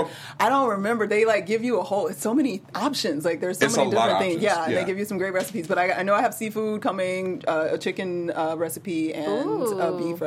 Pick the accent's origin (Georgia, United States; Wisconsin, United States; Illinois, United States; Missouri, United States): Georgia, United States; Atlanta; moved away; I'm from Atlanta.